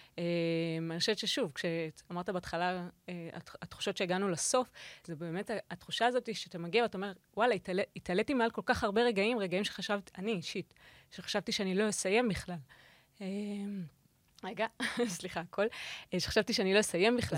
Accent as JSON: {"language": "Hebrew", "country": "Israel", "said": "הגעתי כישראלית אה, ראשונה, כאילו אישה ישראלית ראשונה"}